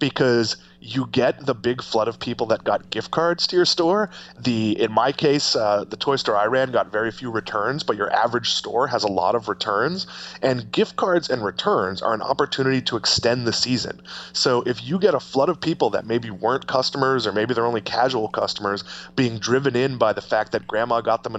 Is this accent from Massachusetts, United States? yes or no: yes; Massachusetts, United States; I grew up with blue laws as well, but they've mostly gone away in Massachusetts